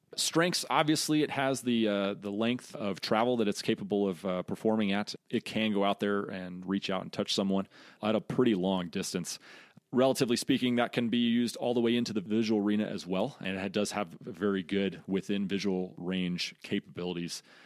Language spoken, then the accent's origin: English; Colorado, United States; So I'm originally from Colorado. Grew up there